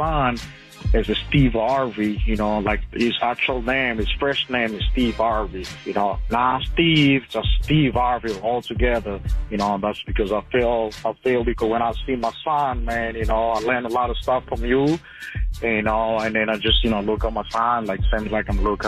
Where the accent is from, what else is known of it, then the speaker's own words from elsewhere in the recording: Angola; English is a second language; now in Addison, Dallas, Texas, United States; I'm a region from Africa, Angola.